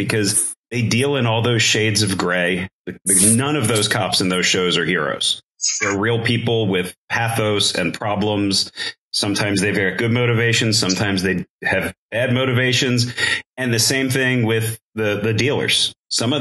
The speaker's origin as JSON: {"language": "English", "town": "Baltimore", "region": "Maryland", "country": "United States", "tie": "born or raised there", "said": "I grew up in suburban outside of Baltimore, totally white neighborhood"}